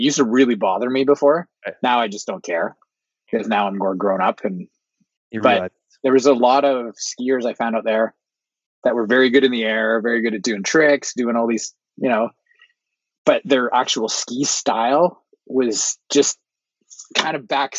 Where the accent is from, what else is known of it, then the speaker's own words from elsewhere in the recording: Gatineau Valley, Quebec, Canada; also born or lived in Wakefield, Quebec; now in Vancouver, Canada; I grew up in the Gano Valley.